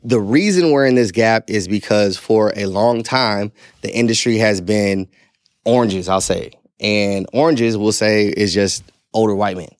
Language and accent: English; St. Louis, Missouri, United States; I grew up in Saint Louis, Missouri